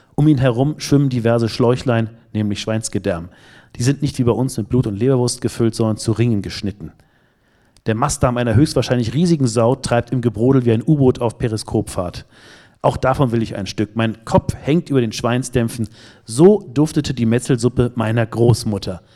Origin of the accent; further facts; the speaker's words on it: Northern Germany, Germany; bin ich als Norddeutscher